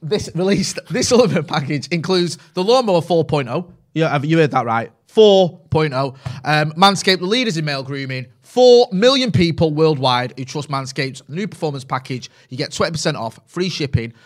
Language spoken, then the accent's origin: English; Greater Manchester, North West England, United Kingdom; accent: Mancunian; it's a little bit of a softer Mancunian accent. Mine's a little bit stronger now 'cause I grew up in Pine